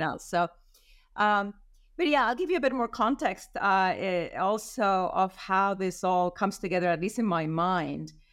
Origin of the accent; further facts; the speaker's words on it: Madrid, Community of Madrid, Spain; moved away as an adult; also born or lived in United States; I'm from Madrid